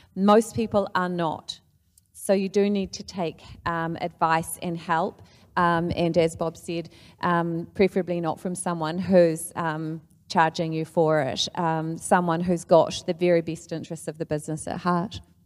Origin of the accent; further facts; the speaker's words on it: New Zealand; as a New Zealander